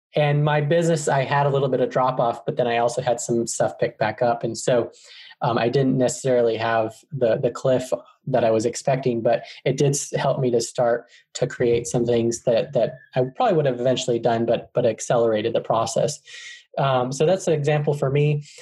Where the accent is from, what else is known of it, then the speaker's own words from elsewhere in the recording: Arizona, United States; moved away as an adult; now in Atlanta, United States; I'm actually from Arizona in the United States, and I moved to Atlanta, Georgia, um, when I was 20